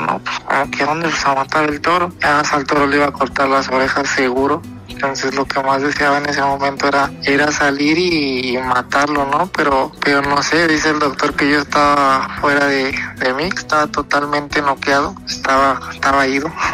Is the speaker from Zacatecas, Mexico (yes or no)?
yes; Zacatecas, Mexico; soy, de Zacatecas, Zacatecas de capital